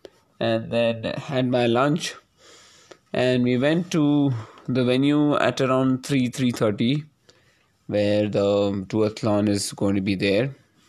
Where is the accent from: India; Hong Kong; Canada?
India; Hyderabad, Telangana; And considering I'm from Hyderabad, I found this weather to be quite chilly.